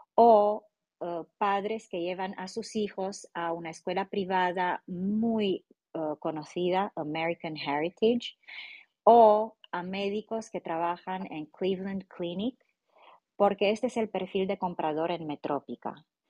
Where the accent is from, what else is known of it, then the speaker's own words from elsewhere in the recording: Romania; Spanish is a second language; moved away; yo como rumana